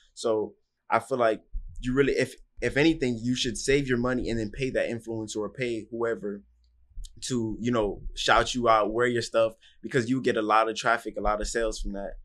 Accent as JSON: {"language": "English", "town": "Miami", "region": "Florida", "country": "United States", "tie": "born or raised there", "said": "I grew up in Miami, Florida"}